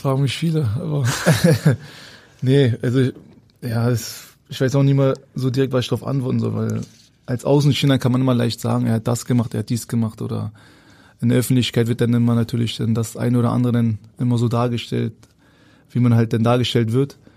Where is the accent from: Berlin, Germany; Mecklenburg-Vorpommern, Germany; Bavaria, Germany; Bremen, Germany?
Berlin, Germany; moved away as an adult; also born or lived in Hamburg; ich bin ja Berliner, habe meine Wohnung und pendel jetzt zwischen Berlin und Hamburg gerade.